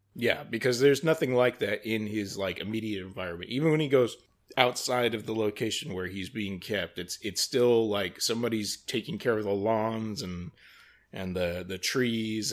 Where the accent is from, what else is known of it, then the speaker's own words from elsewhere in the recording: United States; as an American